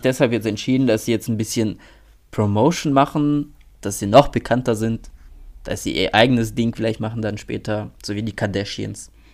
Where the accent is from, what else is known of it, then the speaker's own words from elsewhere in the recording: North Rhine-Westphalia, Germany; bei uns in NRW